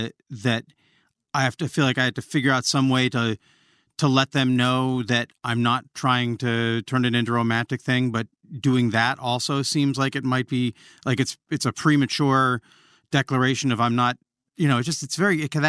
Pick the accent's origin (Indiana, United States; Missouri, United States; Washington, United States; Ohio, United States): Washington, United States; Olympia; I grew up in Olympia, Washington, and Riot Girl culture